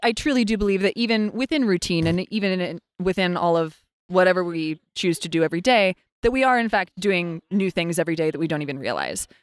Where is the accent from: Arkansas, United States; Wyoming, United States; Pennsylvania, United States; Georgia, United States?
Wyoming, United States; Lander; moved away as an adult; also born or lived in New York City; I was born and raised in Lander, Wyoming